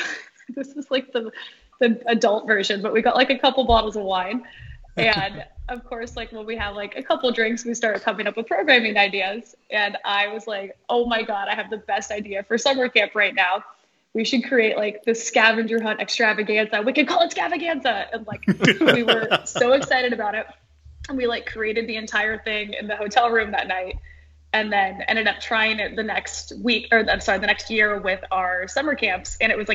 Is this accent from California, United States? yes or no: yes; Truckee, California, United States; moved away as an adult; now in New York City, United States; I'm from Lake Tahoe. And if you actually know the area, I'm from Truckee.